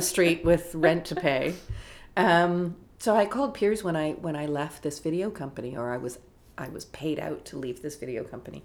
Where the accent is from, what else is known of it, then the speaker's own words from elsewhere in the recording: Toronto, Ontario, Canada; I was from Toronto. My parents were still here